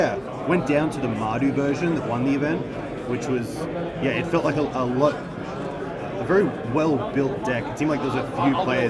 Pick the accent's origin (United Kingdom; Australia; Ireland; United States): Australia; Brisbane, Queensland; I'm a player from Brisbane.